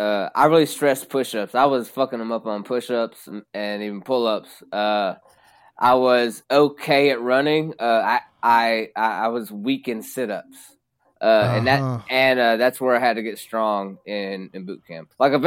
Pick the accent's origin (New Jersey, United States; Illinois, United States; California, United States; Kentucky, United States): Kentucky, United States; Well, I'm from Kentucky, so I've always been good at that.